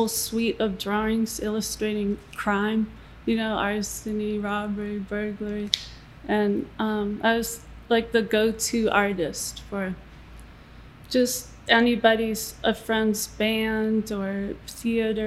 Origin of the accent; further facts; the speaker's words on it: New England, United States; I grew up in New England